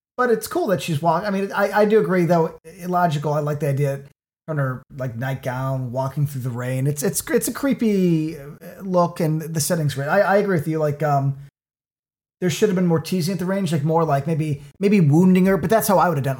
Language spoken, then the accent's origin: English; Cook County, Illinois, United States; I am from Cook County